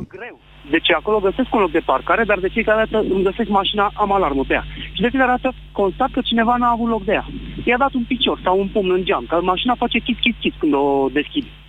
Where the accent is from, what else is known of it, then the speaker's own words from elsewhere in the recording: Brașov, Brașov County, Romania; eu sunt din Brașov, dar vin în mod constant la București